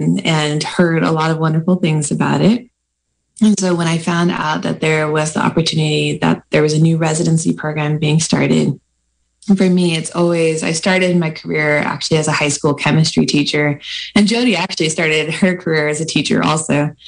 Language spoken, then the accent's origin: English; Vallejo, California, United States; also born or lived in Fairfield, California / Boston / England; I'm a California girl, born and bred. I grew up in Vallejo in Fairfield, California, and then went away to Boston for my med school training, met my husband in England, and then came back to Sutter Santa Rosa